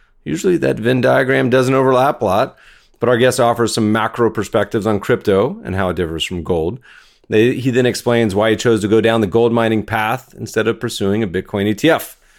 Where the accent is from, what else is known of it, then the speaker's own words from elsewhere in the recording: Canada; I feel like being a Canadian, we're going to have to talk about gold. All my Canadian friends, it's like, I think you exit the womb with a taste for the shiny metal